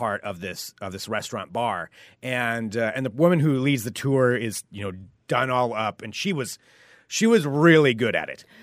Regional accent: Portland, Oregon, United States; most of us from Portland

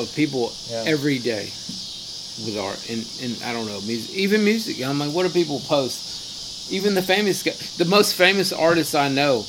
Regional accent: Maine, United States; now in Mississippi, United States; I grew up in Maine and we lived in a vacuum, man. We didn't have any money.

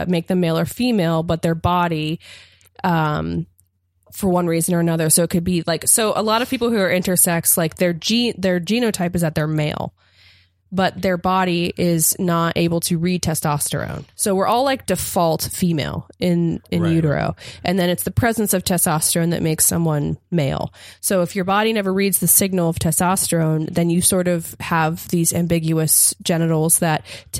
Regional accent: Appalachia, United States; I'm from Appalachia where like we would say they to mean one person

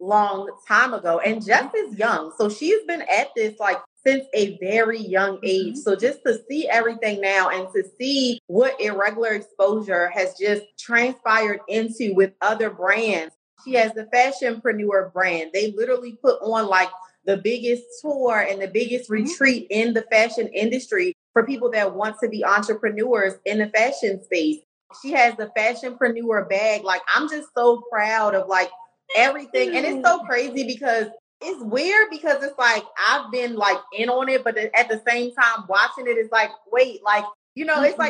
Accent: Baltimore, Maryland, United States; accent: Baltimore; the Baltimore accents very thick, okay? Because we are both from Baltimore.

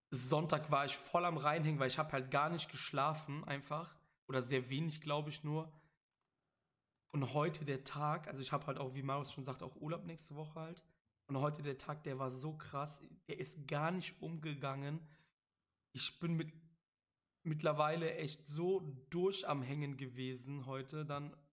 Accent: Cologne, North Rhine-Westphalia, Germany; ich bin ja auch aus Köln, das sollte mittlerweile auch kein Geheimnis mehr sein. Sollte man auch an meinen ja, an meinen Dialekt ab und an merken.

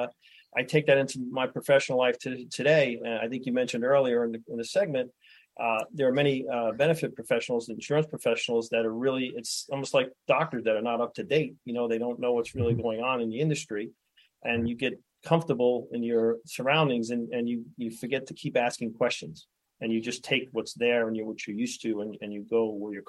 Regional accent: New York City, New York, United States; moved away as an adult; now in New Hampshire, United States; I was born and raised in Brooklyn and single mom, four kids.

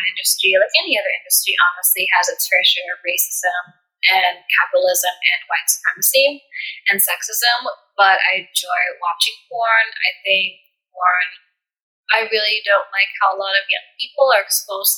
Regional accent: United States; I was born and raised in America

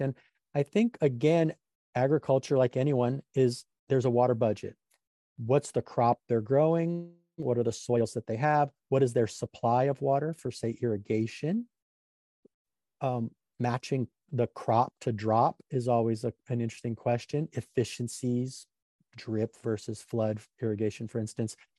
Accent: Grand Tetons, Yellowstone, Wyoming, United States; now in Sonoma County, United States; I grew up around the Grand Tetons, Yellowstone, where there was a lot of beavers

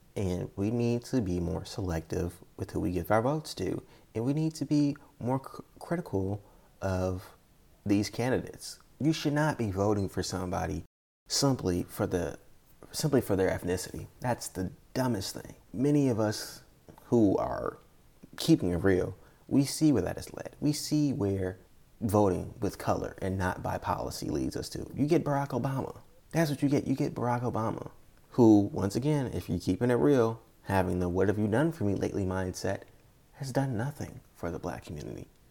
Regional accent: United States; as an American

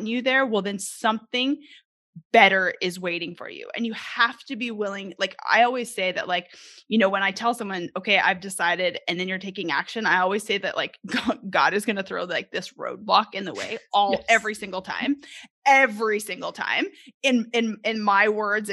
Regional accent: Canada; moved away as an adult; now in Arkansas, United States; I'm originally from Canada

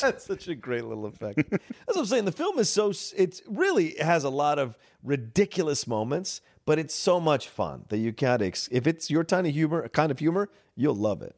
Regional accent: Virginia, United States; growing up in Virginia

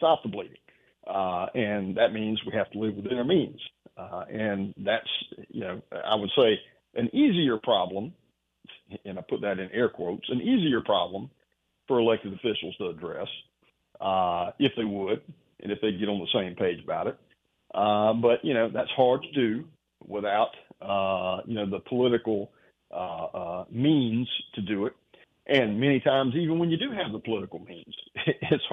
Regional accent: South Carolina, United States; we're from South Carolina

